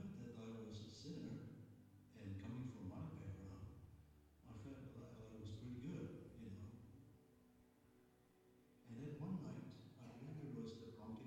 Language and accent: English; Malaysia; I was born in Malaysia in 1947